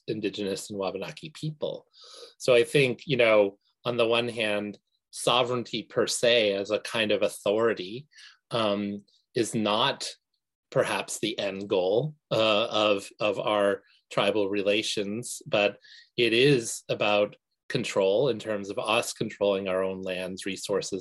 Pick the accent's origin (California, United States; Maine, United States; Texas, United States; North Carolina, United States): Maine, United States; we as Indian nations here in Maine